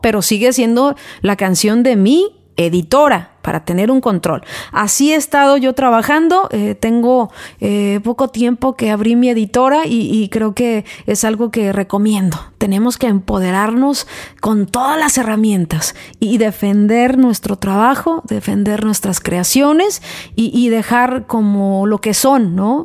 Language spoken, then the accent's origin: Spanish; Mexico; now in United States; soy mexicana, pero eh, radico en Estados Unidos